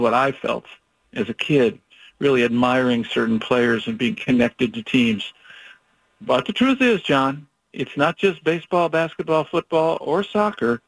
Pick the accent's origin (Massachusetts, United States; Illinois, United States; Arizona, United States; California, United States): Illinois, United States; Chicago; now in Oregon, United States; I grew up in Chicago